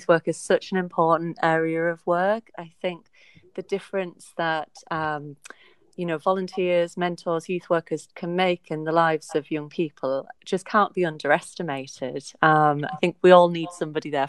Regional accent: the North East, North East England, United Kingdom; moved away as an adult; also born or lived in York; now in Suffolk, United Kingdom; I'm from the Northeast originally

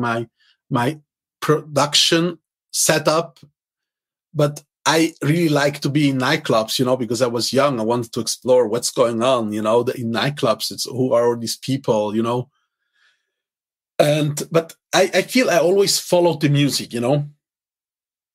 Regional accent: Zurich, Switzerland; English is a second language; I grew up actually in the ghetto of Zurich, my hometown

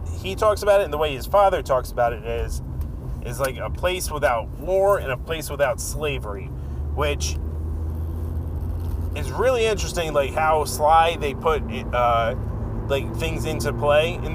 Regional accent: United States; as an American

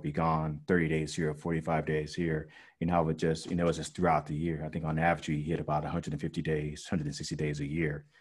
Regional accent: Las Vegas, Nevada, United States; growing up in Vegas, of course, we had Nellis Air Force Base

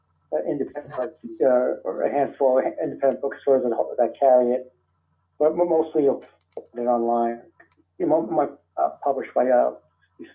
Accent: New York City, New York, United States; I'm from New York City

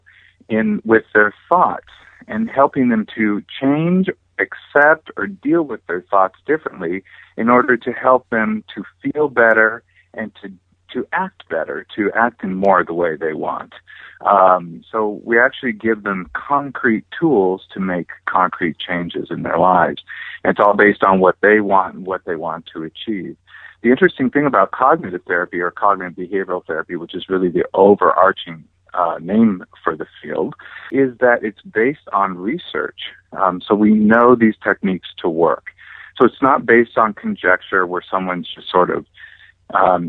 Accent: California, United States; also born or lived in Hawaii; I was born in Hawaii. My family moved back over here to California, and I grew up here on the beach

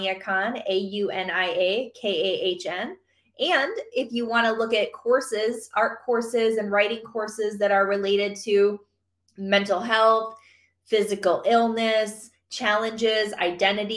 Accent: Michigan, United States; moved away; my home, Michigan. So I'm from Michigan

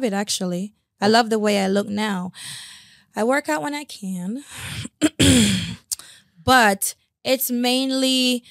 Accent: Jamaica; I'm Jamaican. I like to eat bones.

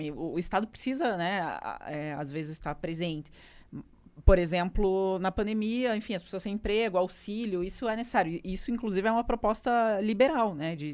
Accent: Rondônia, Brazil; also born or lived in Umuarama, Paraná; now in Curitiba, Brazil; eu passei a minha infância em Rondônia.

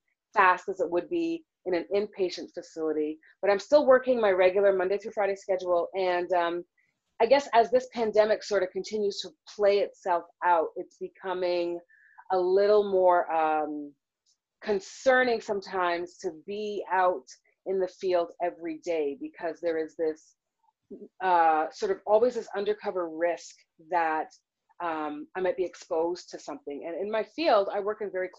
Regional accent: Toronto, Ontario, Canada; moved away as an adult; also born or lived in Seattle, Washington; now in United States; I was born and raised in Toronto, Canada

